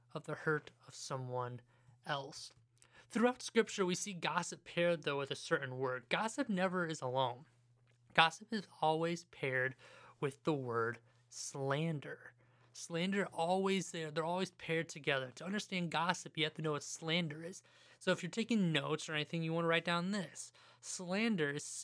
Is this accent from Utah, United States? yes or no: no; Ohio, United States; I'm from Ohio